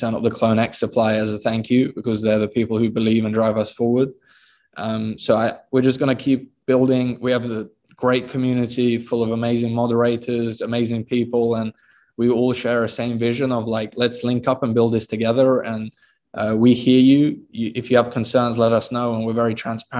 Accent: United Kingdom; I'm actually born in the UK

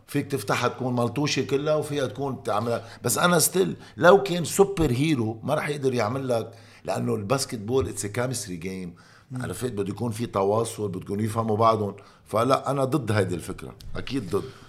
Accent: Lebanon; moved away as an adult; also born or lived in Italy / Belgium; now in United States; انا خيي لبناني

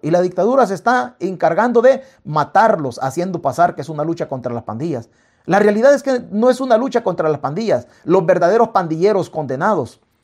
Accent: El Salvador; nosotros como salvadoreños

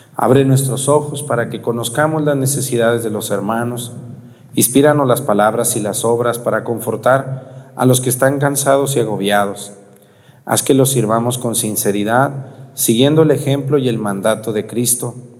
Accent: Jalisco, Mexico; mi pueblo

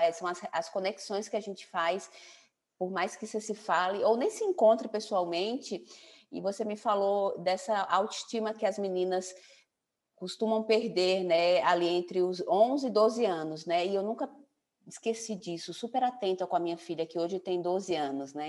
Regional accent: São Paulo, Brazil; now in João Pessoa, Brazil; eu estou em João Pessoa, então meus pais são, são paraibanos, nasci em São Paulo

